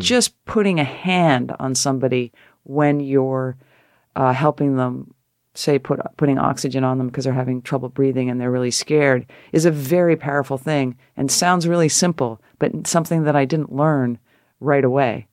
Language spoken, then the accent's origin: English; Connecticut, United States; moved away as an adult; also born or lived in San Francisco; I'm a girl from Connecticut